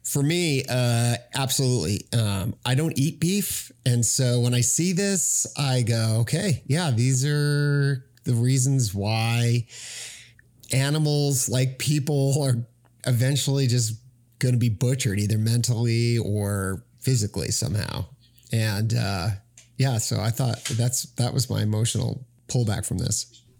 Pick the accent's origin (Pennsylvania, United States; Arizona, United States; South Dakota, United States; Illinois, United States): Arizona, United States; I'm from Arizona